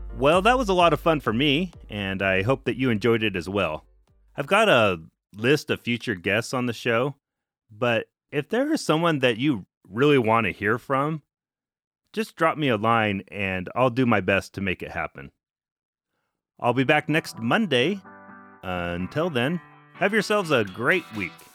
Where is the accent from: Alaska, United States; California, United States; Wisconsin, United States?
Alaska, United States; moved away as an adult; I grew up in Alaska